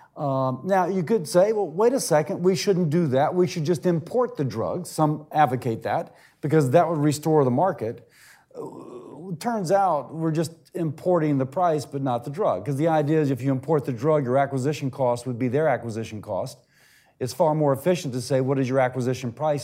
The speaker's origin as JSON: {"language": "English", "country": "United Kingdom", "accent": "British", "moved": "yes", "lives_now": "United States", "said": "as you can tell from the accent, you know, I'm British"}